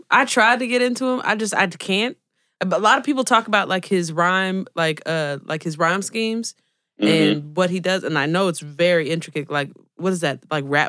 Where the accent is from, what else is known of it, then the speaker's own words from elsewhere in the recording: Oakland, California, United States; moved away; You merely made me miss my hometown. I don't know if I'll ever have anybody else from Oakland on here